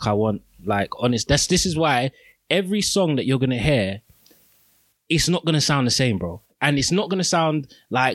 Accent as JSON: {"language": "English", "region": "London", "country": "United Kingdom", "said": "I'm from Peckham."}